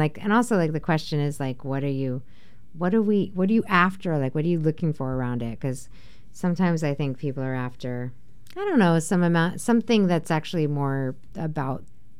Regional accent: New Jersey, United States; I'm from New Jersey.

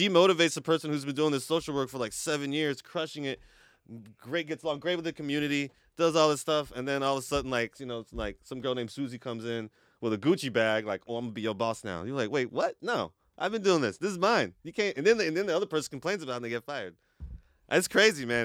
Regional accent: Portland, Oregon, United States; we were Northeast kids, you know. I mean, we grew up in Northeast Portland.

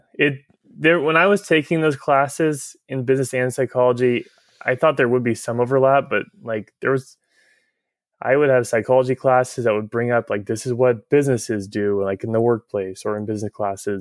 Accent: Tigard, Oregon, United States; I grew up in Tiger. I went to school at Tualatin High School

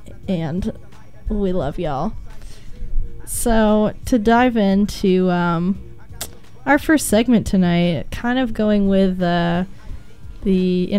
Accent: McMinnville, Oregon, United States; I'm from McMinnville also.

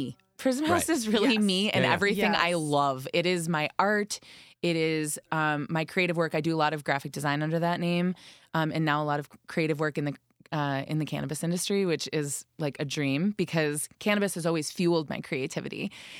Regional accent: Chicago, Illinois, United States; moved away; also born or lived in Wisconsin; I am from Chicago. Wisconsin born.

